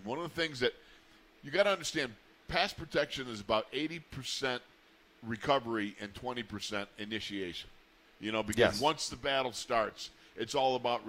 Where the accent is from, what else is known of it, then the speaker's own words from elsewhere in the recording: Buffalo, New York, United States; I'm from Buffalo